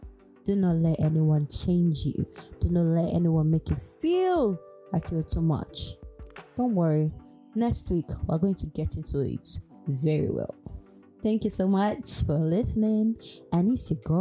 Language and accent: English; Warri, Delta, Nigeria; I'm from Warri Delta State, Nigeria